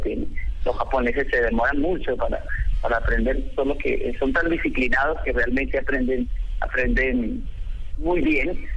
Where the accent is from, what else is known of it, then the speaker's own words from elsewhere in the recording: Bogotá, Colombia; moved away; also born or lived in Japan / Panama / Costa Rica / Tolima; yo soy de Ciudad Bolívar. Soy del barrio San Francisco. Eh, nací crecí en este lugar